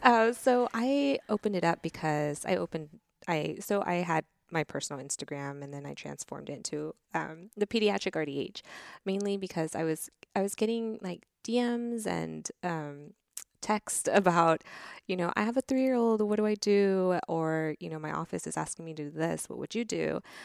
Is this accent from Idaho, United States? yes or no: no; Houston, Texas, United States; also born or lived in Taiwan; I was born in Taiwan, immigrated to Texas when I was three, and been in Houston ever since